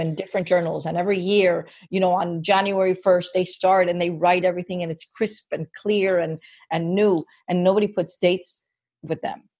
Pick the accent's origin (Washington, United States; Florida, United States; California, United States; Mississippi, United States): Florida, United States; Miami; born and raised in Miami